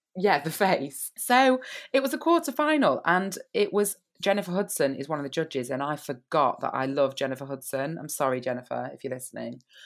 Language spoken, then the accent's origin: English; United Kingdom; I'm British